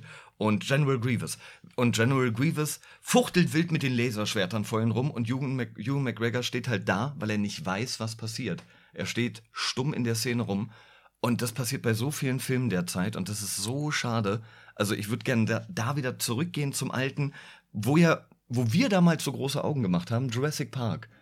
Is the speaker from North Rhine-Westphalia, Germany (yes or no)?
no; Berlin, Germany; ich bin Berliner